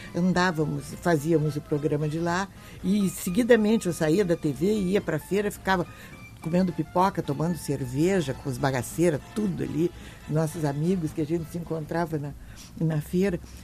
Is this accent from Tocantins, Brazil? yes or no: no; Porto Alegre, Rio Grande do Sul, Brazil; also born or lived in Bagé / Europe / São Paulo; Eu nasci em Bagé, modestamente, eu digo isso. Nasci em Bagé e eh, vim para Porto Alegre com aproximadamente 10 anos, fui estudar no Bom Conselho